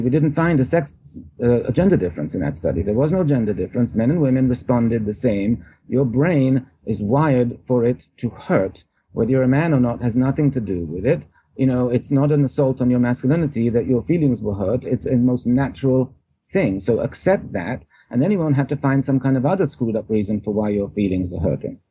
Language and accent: English; England, United Kingdom; now in New York, United States; I uh, was born in England originally.